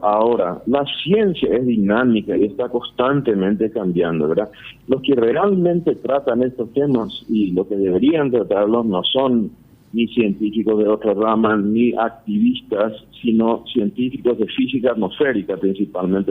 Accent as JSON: {"language": "Spanish", "country": "Paraguay"}